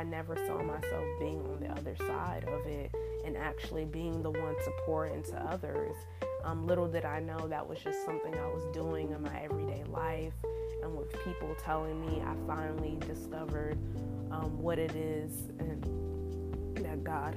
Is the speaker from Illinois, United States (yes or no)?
no; Raleigh, North Carolina, United States; born or raised there